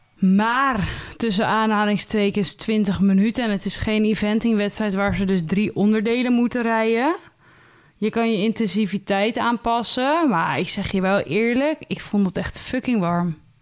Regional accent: Netherlands; dan zijn we wel Nederlanders

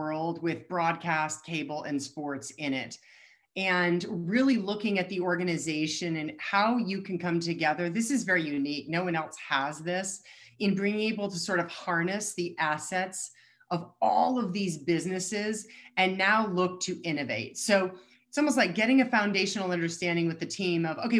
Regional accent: Colorado, United States; I'm born and raised in Colorado

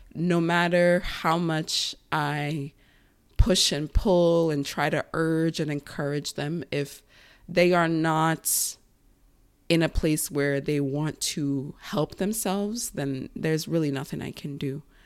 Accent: Long Island, New York, United States; That was our main source of cleaning growing up in Long Island, in that big house

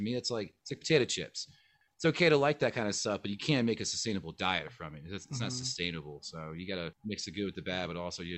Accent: Philadelphia, Pennsylvania, United States; I'm from Philly

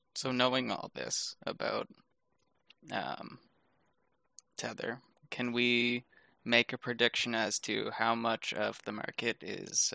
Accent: Canada; as a Canadian

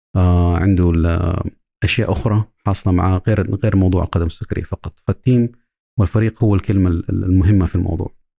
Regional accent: Saudi Arabia; also born or lived in United States; عندنا في السعودية

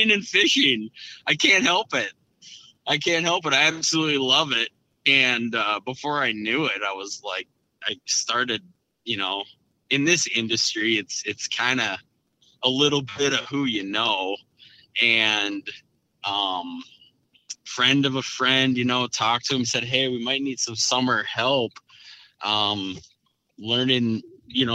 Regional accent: Brainerd Lakes area, Minnesota, United States; Grew up in kind of central Minnesota, central northern Minnesota, and born and raised here around the Brainerd Lakes area.

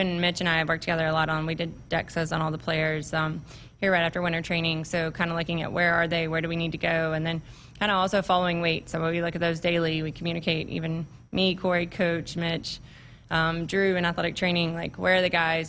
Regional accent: Tennessee, United States; moved away as an adult; also born or lived in Alabama / South Carolina; now in Nebraska, United States; I'm from Tennessee

